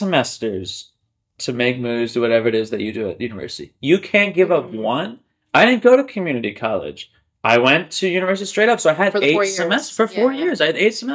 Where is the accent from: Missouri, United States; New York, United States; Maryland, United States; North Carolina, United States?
Maryland, United States; Carroll County, rural; moved away; back home kind of thing, like, Black Rock Road, like rural Maryland, en route from my Carroll County rural ass area to Baltimore